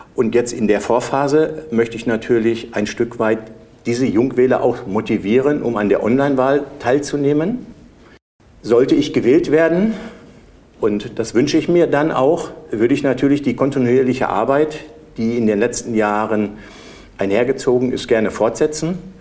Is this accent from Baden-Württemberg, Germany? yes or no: no; Bad Driburg, North Rhine-Westphalia, Germany; ich komme aus Bad Triburg, bin Bankbetriebswirt